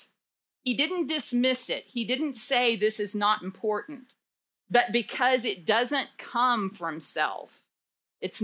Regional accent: Dallas, Texas, United States; now in Denton, United States; I grew up in Dallas

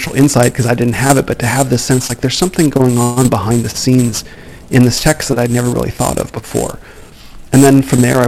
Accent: Phoenix, Arizona, United States; I was born in Phoenix, where I live now

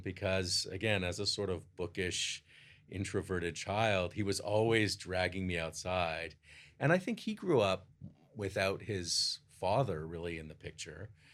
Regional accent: Toronto, Ontario, Canada; I grew up in Toronto

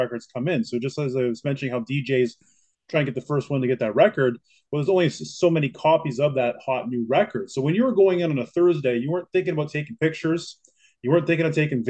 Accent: Kingston, Ontario, Canada; now in Toronto, Canada; I grew up in Kingston, Ontario, which is about 250 kilometers outside of Toronto

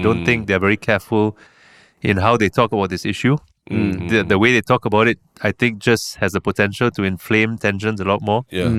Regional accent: Singapore; born there; I was born in 1977 in Kandang Karabau Hospital.

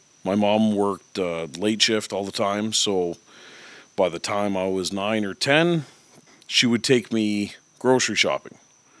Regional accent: Edmonton, Alberta, Canada; Born and raised in Edmonton, Alberta, which is like Timbuktu in the middle of nowhere.

